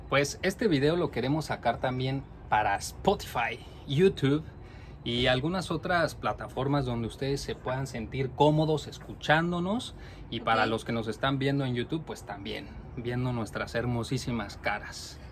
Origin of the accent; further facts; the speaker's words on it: Mexico; now in Norway; Nosotros somos dos mexicanos que vivimos en Noruega